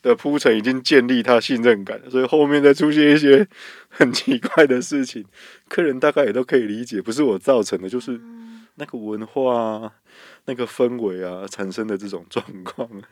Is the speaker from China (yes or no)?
no; Taiwan; 我们台湾人